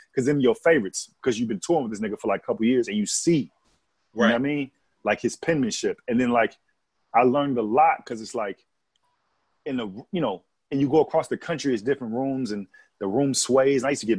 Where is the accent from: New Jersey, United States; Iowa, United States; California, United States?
California, United States; born there; I said, "Man, I was born in California."